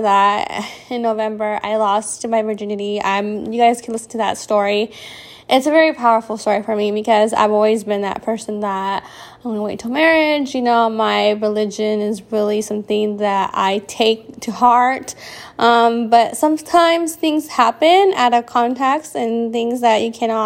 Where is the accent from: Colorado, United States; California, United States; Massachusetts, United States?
California, United States; I came home from California